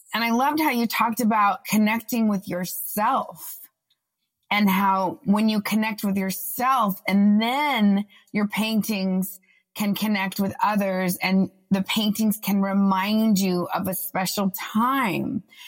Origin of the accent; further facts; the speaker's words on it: Austin, Texas, United States; moved away as an adult; also born or lived in New York; We're both from Austin